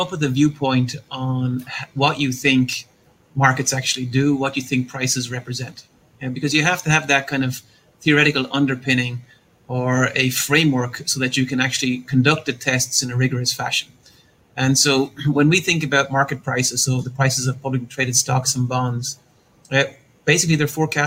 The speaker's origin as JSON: {"language": "English", "country": "Ireland", "tie": "born or raised there", "also_born_or_lived": "Pasadena, California, United States", "moved": "as an adult", "lives_now": "Austin, United States", "said": "I was born in Ireland, grew up in Ireland, and went to undergrad and did a master's degree at Trinity College there in Dublin"}